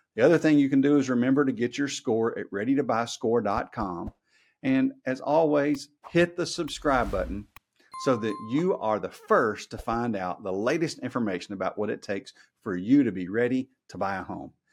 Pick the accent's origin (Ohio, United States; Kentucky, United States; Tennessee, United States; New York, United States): Tennessee, United States; Memphis; I grew up in the Memphis area